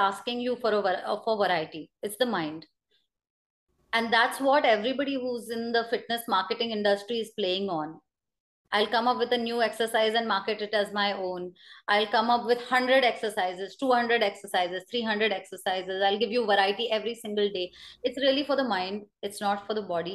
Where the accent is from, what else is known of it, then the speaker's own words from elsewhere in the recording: Pune, Maharashtra, India; I come from Pune